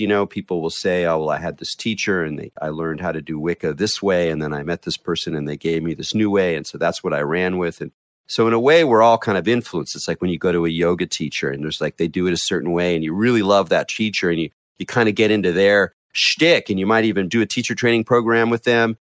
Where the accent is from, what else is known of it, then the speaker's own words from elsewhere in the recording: North County, north of San Diego, Southern California, United States; I grew up in Southern California on the coast of North County, north of San Diego